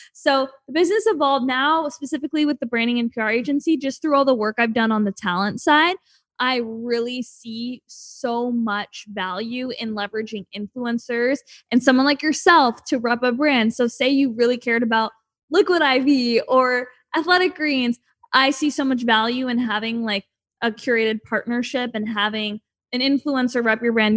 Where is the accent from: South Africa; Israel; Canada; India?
Canada; moved away as an adult; now in Los Angeles, United States; I'm from Canada